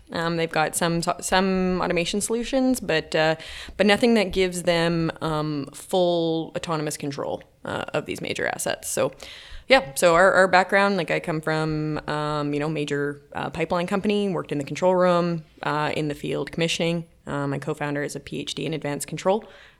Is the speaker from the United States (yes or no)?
no; Atlantic Canada, Canada; now in Calgary, Canada; So I moved to Calgary from the East Coast of Canada and, yeah, I started working for natural gas distribution.